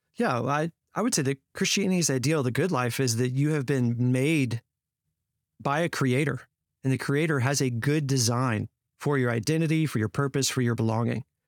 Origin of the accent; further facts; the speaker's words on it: Fort Worth, Texas, United States; spent five years in Fort Worth, uh, at, in my hometown